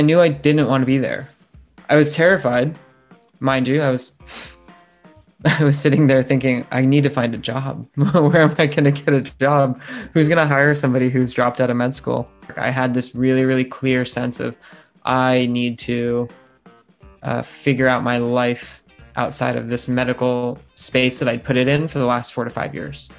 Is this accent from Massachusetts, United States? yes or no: no; Ohio, United States; also born or lived in California; now in London, United Kingdom; we grew up in Ohio